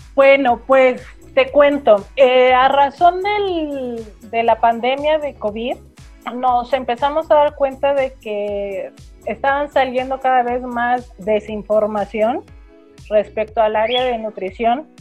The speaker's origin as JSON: {"language": "Spanish", "country": "Mexico", "said": "Como mexicanos decíamos"}